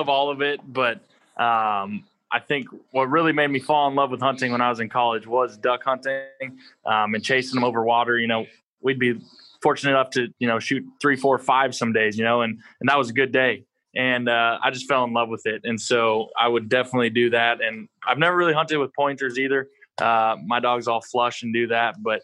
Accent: North Dakota, United States; moved away as an adult; I grew up in North Dakota

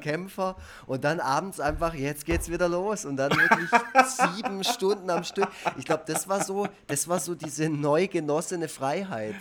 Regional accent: Black Forest, Baden-Württemberg, Germany; Schwarzwald, wo ich, wo ich aufgewachsen bin

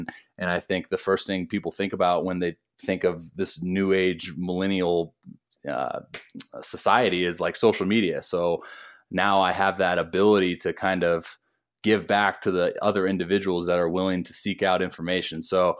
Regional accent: Toledo, Ohio, United States; born there; I was born in Toledo, Ohio, when he was in the Tigers organization playing for the Mud Hens.

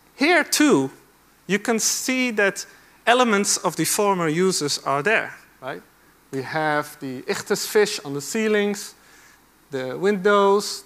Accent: Amsterdam, North Holland, Netherlands; I grew up in Amsterdam

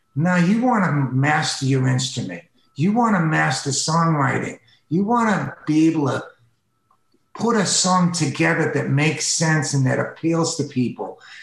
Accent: East Coast, United States; now in Los Angeles, United States; I grew up with them on the East Coast

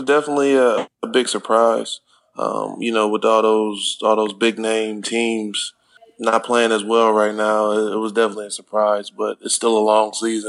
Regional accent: Ohio, United States; now in Turkey; I'm from the Midwest

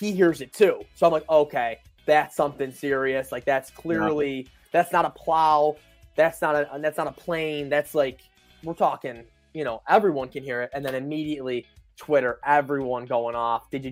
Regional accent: Buffalo, New York, United States; We're from Buffalo

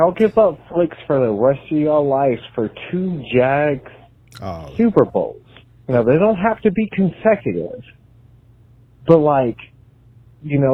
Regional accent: Pensacola, Florida, United States; now in Colorado Springs, United States; I'm from Pensacola, Florida

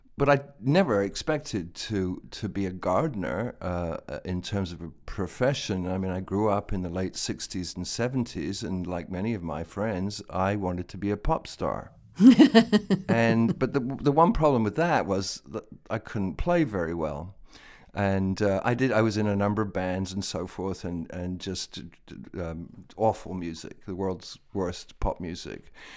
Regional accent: London, United Kingdom; now in United States; I was born in London, And I was born not far from Regent's Park in London

